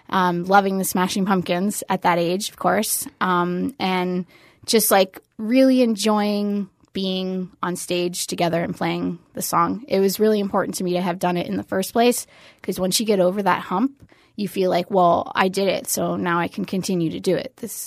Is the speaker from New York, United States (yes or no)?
no; Fort Lauderdale, Florida, United States; I grew up in Fort Lauderdale.